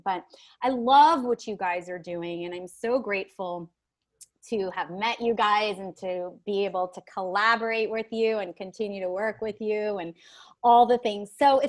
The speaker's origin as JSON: {"language": "English", "country": "United States", "said": "I am American. I'm first generation American. My mom is from Cuba. My dad is from Israel."}